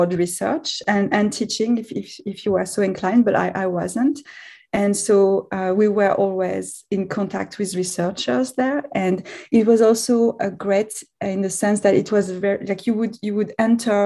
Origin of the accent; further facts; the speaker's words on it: France; moved away as an adult; also born or lived in Israel; now in Canada; I'm French originally, so I grew up in France